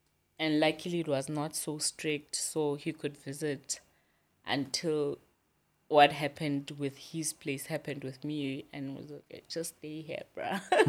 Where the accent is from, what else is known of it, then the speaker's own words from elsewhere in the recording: Gwagwa, Federal Capital Territory, Nigeria; Like, I'm from Gwagwa, but I don't have a life in Gwagwa.